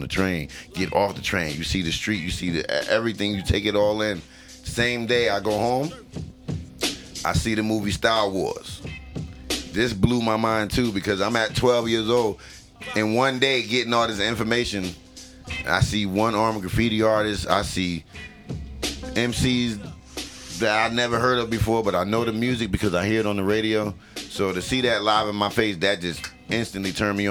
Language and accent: English; Newark, New Jersey, United States; also born or lived in East Orange, New Jersey; When I moved from Newark to East Orange